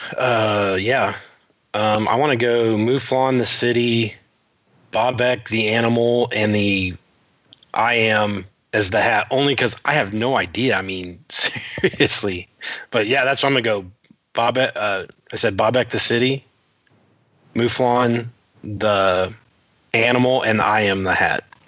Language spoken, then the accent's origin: English; Titusville, Florida, United States; I am from Titusville, Florida